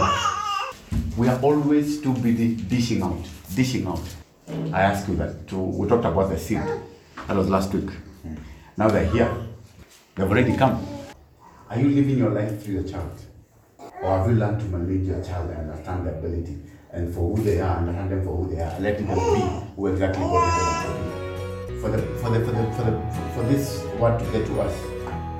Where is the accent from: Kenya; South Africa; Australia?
Kenya; Nairobi; I was brought up in Nairobi